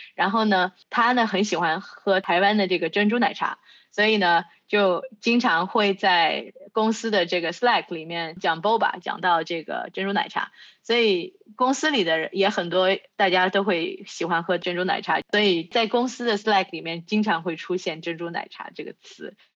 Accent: China; 我是在中国出生长大的

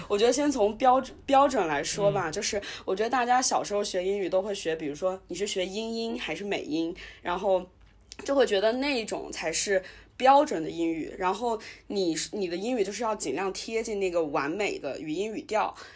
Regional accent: Wuhan, Hubei, China; moved away; 只有我们这一代人可能是在武汉本地出生的

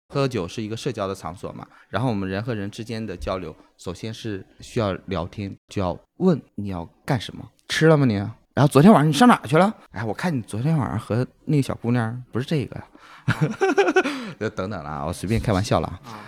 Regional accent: Dandong, Liaoning, China; moved away; 我是丹东的嘛。辽宁。丹东有，对，辽宁丹东的

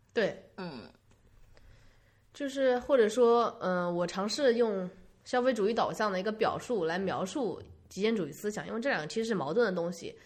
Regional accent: China; moved away; also born or lived in United States; 我们中国人

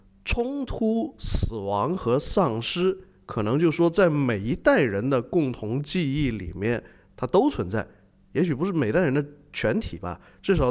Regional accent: China; 你你你要问我们中国人可不可能达到那种想象力拍出这东西？

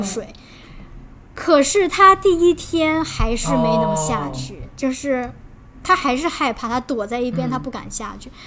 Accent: China; moved away; 我来自中国

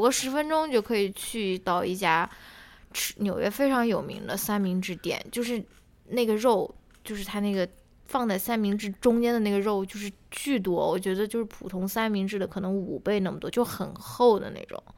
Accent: China; 我们作为中国人

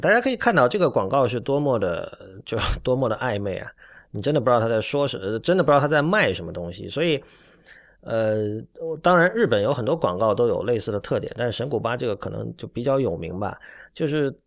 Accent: Guangdong, China; moved away; 我一个来自广东的人

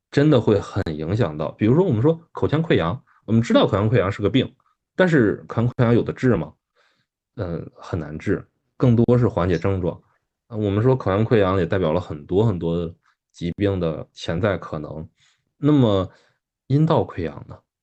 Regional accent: China; 我们中国人

